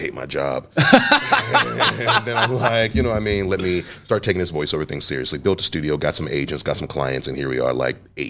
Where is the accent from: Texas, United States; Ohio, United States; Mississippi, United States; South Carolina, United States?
Ohio, United States; Cleveland; No, well, I grew up on Huff. It was 81st and Huff before I moved to 79th and Huff. And it was a rough area.